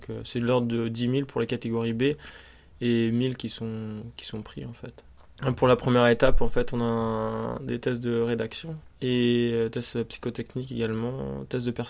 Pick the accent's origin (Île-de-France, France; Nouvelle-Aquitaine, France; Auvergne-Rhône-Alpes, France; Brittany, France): Brittany, France; born or raised there; moved away as an adult; now in Paris, France